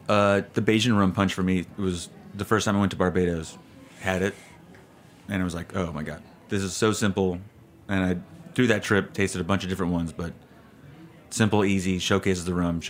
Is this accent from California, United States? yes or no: yes; Santa Cruz, California, United States; moved away as an adult; also born or lived in Chicago, Illinois; now in New York, United States; I'm from Santa Cruz, California. Like, I grew up there, Chicago originally, and Santa Cruz is a nice little, perfect little bubble of paradise. It's surf town, chill vibes, got the redwoods to the back.